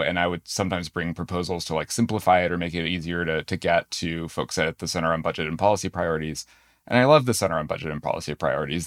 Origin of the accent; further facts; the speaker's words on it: New Hampshire, United States; moved away; I grew up in New Hampshire.